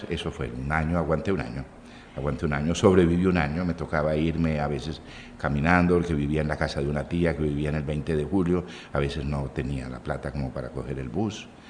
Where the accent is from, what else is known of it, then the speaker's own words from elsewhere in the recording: Buenaventura, Valle del Cauca, Colombia; moved away as an adult; also born or lived in Chocó / Bogotá / Barcelona; now in Cartagena, Colombia; Yo viví en Buenaventura 12 años, siete, a los siete años llegué del Chocó